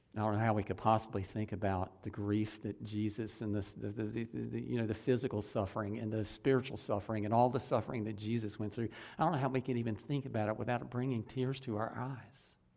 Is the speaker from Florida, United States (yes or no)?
yes; Ocala, Florida, United States; I grew up in Ocala on one of the side streets, right by the, the run, street that runs right behind the Catholic Church in Ocala. I, I lived there until I was about nine years old.